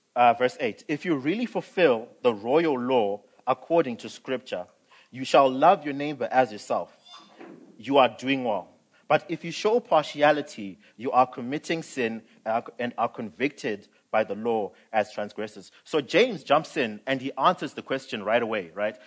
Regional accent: Zimbabwe; now in South Africa; I'm from Zim. Um, I was born and raised. I came this side in 2008

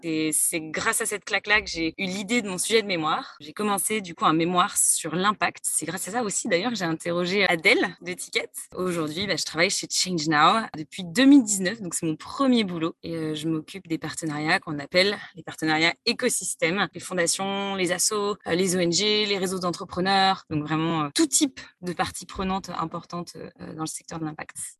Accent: Lyon, Auvergne-Rhône-Alpes, France; moved away as an adult; now in Paris, France; j'ai 26 ans, je viens de Lyon. Ça fait à peu près 6 ans que j'habite à Paris maintenant.

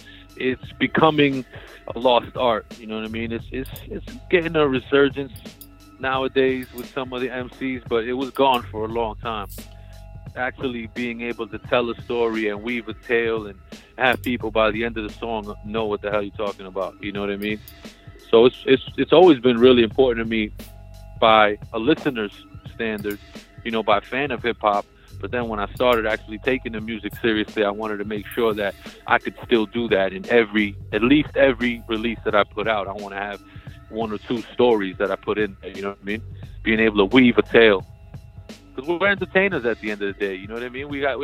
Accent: Peru; I was born in Peru. My parents were born in Peru.

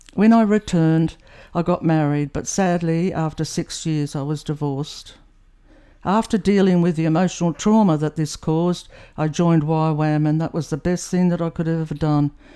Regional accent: New South Wales, Australia; I grew up in New South Wales, one of three children

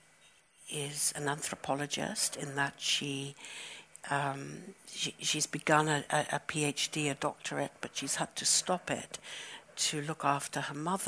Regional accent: United Kingdom; also born or lived in Johannesburg, South Africa; My country of origin is South Africa. I was born in Johannesburg, and we left when I was 9 years old, and I grew up in Britain

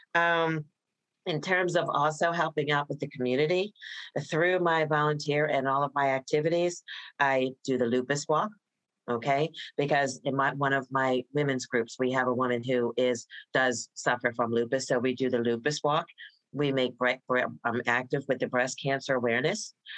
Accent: Voorhees, New Jersey, United States; moved away as an adult; now in Prince George's County, United States; I was born and raised in New Jersey, a small town called Voorhees, New Jersey

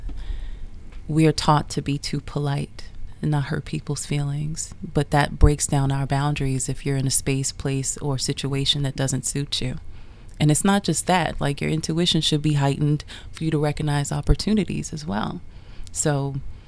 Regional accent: New York City, New York, United States; I grew up in Queens, New York in the 80s

